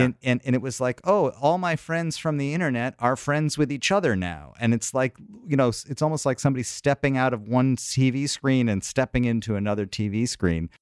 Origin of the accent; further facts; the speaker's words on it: New York, United States; as a New Yorker